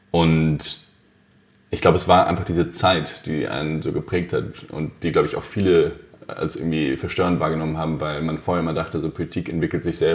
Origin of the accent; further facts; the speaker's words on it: Hesse, Germany; bin einfach ganz normal aufgewachsen in der Nähe von Frankfurt, in, in Hesse.